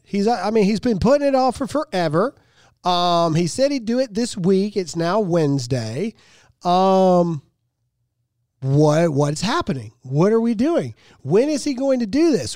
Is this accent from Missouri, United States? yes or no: no; Mississippi, United States; moved away; my home state of Mississippi